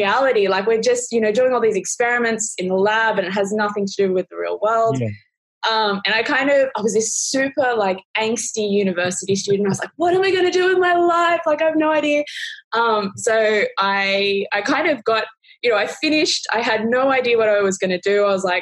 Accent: Wollongong, New South Wales, Australia; I'm from Wollongong, so it's like an hour and a half south of Sydney

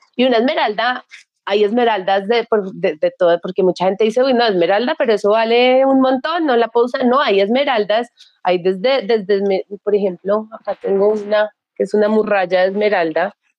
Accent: Bogotá, Colombia; yo fui criada muy tradicionalmente, soy de Bogotá, una familia súper tradicional, colegio súper tradicional

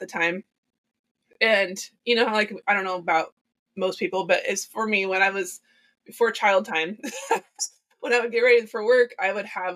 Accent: Lebanon, Oregon, United States; moved away as an adult; also born or lived in Texas / Kennewick, Washington; I'm from Oregon, and I moved to Texas. Yes. Grew up in Lebanon

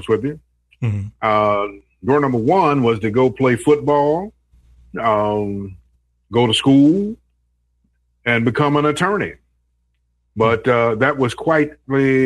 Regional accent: Cincinnati, Ohio, United States; growing up in Cincinnati, WCIN was really a legendary station

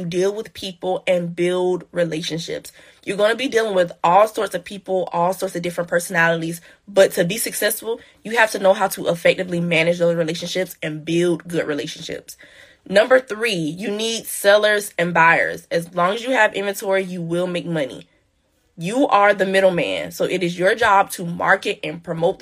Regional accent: Kingstree, South Carolina, United States; my hometown, which is King Street, South Carolina

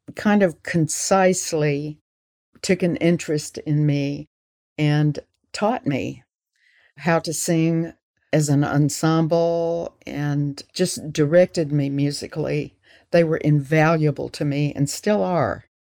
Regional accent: Florence, Alabama, United States; moved away as an adult; also born or lived in California; I was born in Florence, Alabama, and this is where I live right now.

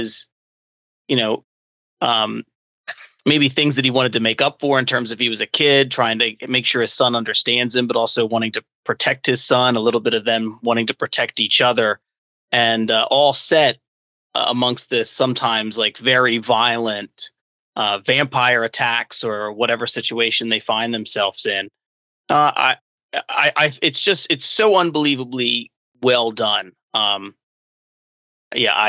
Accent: United States; moved away as an adult; also born or lived in Philadelphia; now in Delaware, United States; I grew up outside of Philly, but I went to college and law school in Philadelphia and worked there for a number of years after law school. I'm down in Delaware now

